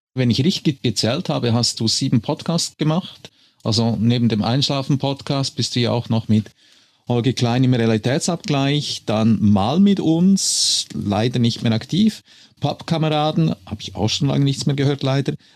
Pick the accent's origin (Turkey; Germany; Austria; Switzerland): Switzerland; als Schweizer